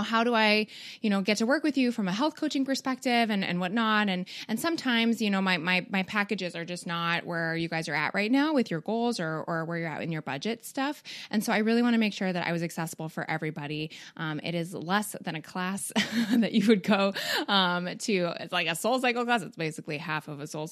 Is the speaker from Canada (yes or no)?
yes; Canada; also born or lived in Midwest, United States; now in United States; I'm not a Southerner. I do live in the Midwest though. But actually Canadian.